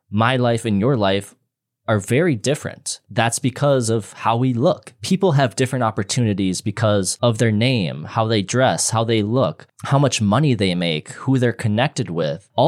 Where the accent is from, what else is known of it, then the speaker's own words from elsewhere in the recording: Midwest, United States; I'm from the Midwest and we're very nice people.